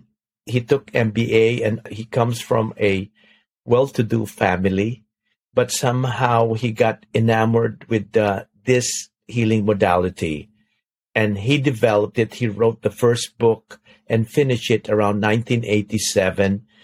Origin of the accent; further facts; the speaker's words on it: Philippines; now in United States; I'm from the Philippines